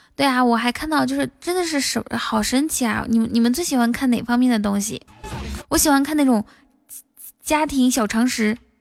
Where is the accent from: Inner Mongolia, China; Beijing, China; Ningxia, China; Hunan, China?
Inner Mongolia, China; 我内蒙古的